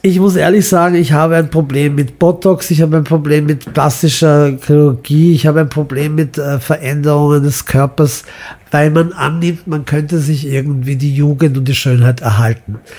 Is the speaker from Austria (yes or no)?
yes; Vienna, Austria; also born or lived in Imotski, Croatia; ich bin ja als Wiener in Wien aufgewachsen